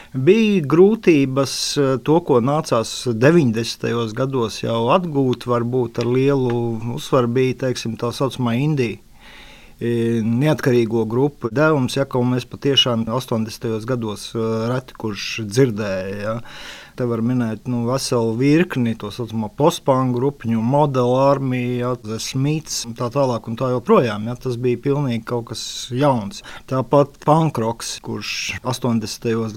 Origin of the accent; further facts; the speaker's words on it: near Jelgava, Zemgale, Latvia; es pats esmu netālu no Jālgavas